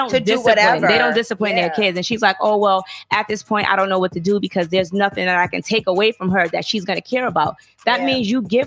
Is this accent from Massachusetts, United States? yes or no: yes; Boston, Massachusetts, United States; I grew up in Boston and, you know, that's far away from Alabama.